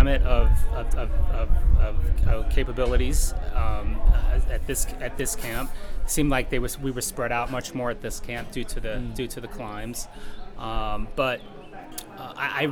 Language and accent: English; St. Louis, Missouri, United States; I'm from St. Louis, Missouri